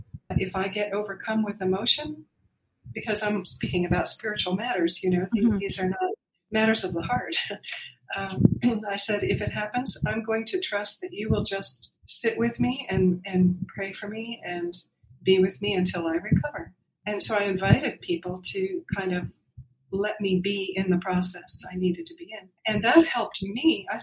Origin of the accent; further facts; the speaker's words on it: Pennsylvania, United States; in the years we were growing up near Philadelphia, a suburb of Philadelphia.